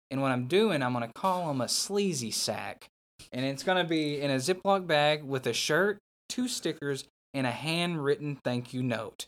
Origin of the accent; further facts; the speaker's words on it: Newport, Arkansas, United States; that's where I grew up